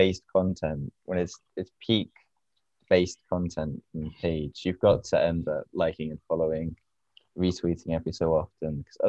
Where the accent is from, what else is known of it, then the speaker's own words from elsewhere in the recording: Durham, North East England, United Kingdom; Yeah, it depends what you define as north. I'm from Durham.